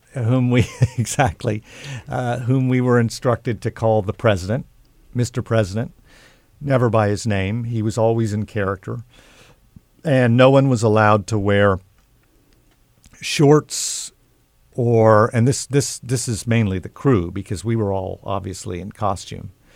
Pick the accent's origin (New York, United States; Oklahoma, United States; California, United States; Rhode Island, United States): Oklahoma, United States; I grew up in Oklahoma